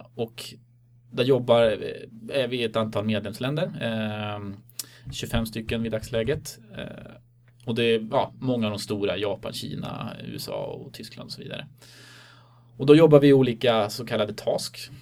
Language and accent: Swedish; Stockholm, Stockholm County, Sweden; moved away; also born or lived in Uppsala; Jag är från Stockholm ursprungligen